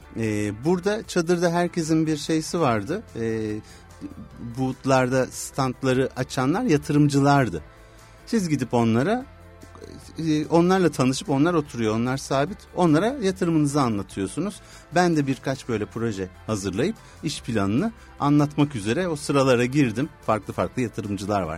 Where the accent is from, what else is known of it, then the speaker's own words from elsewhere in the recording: İzmir, Turkey; İzmirliyim diyebilirim